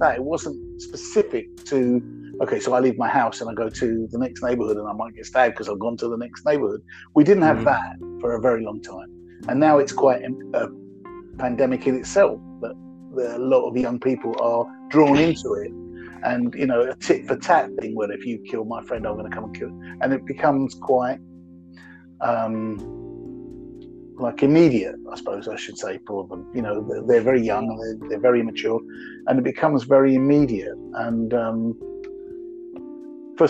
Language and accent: English; London, United Kingdom; I'm from North London